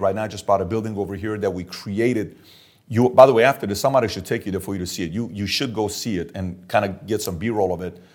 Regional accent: Iran; moved away; I'm Armenian and I'm Assyrian, born and raised in Iran

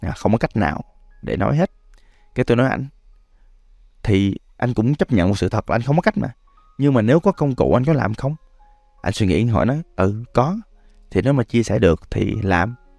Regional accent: Da Lat, Lam Dong, Vietnam; now in Ho Chi Minh City, Vietnam; Đà Lạt còn là quê tôi nữa

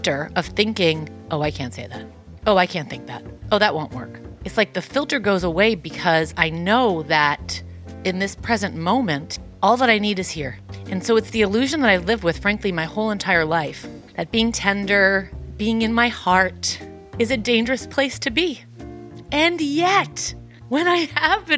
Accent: New York City, New York, United States; I'm from Queens

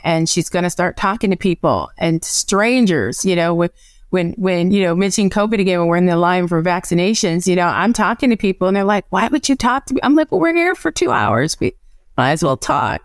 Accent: Evanston, Illinois, United States; also born or lived in North Carolina; now in California, United States; I'm from Evanston, Illinois

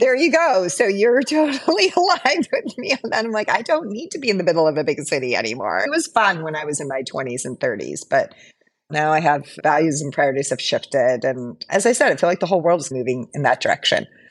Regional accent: Hawaii, United States; moved away as an adult; also born or lived in San Francisco; I'm currently living in Hawaii

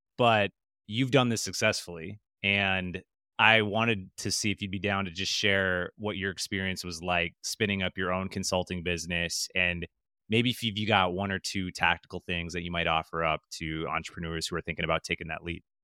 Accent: Wisconsin, United States; I'm from Wisconsin

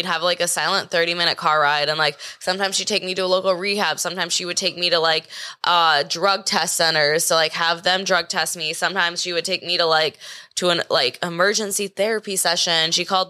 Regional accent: Manhattan Beach, California, United States; Manhattan Beach in LA. It's like Los Angeles County.

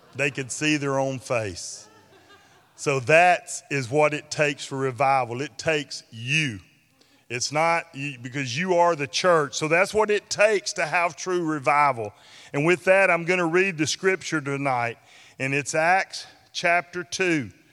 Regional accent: Ashland, United States; my hometown of Ashland

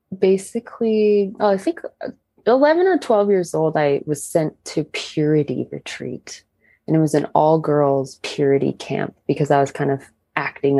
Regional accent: Riverside, California, United States; we're all from Riverside, California.

